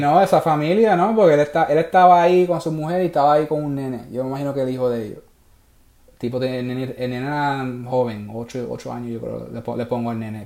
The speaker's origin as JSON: {"language": "Spanish", "country": "Puerto Rico", "moved": "yes", "said": "yo soy puertorriqueño"}